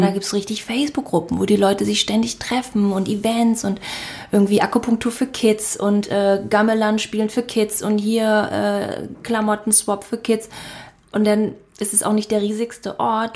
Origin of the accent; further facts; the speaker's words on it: Berlin, Germany; moved away as an adult; also born or lived in Bali; wir sind jetzt wieder in meiner Heimatstadt Berlin angekommen